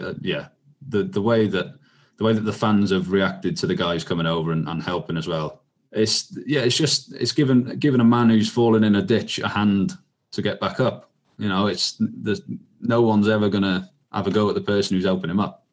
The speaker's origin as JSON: {"language": "English", "area": "Welsh", "region": "Wales", "country": "United Kingdom", "said": "as I sort of grew up and realised, hang on, I'm Welsh here"}